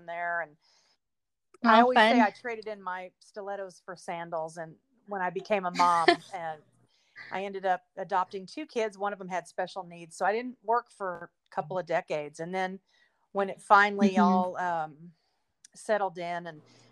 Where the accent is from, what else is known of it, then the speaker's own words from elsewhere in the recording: Fort Worth, Texas, United States; moved away as an adult; now in Los Angeles, United States; I grew up in Texas, born in Fort Worth